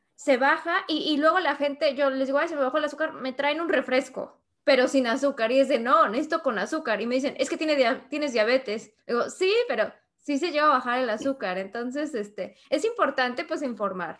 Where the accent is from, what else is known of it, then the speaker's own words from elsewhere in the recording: Mexico; moved away as an adult; also born or lived in Spain; now in United States; soy de México soy ilustradora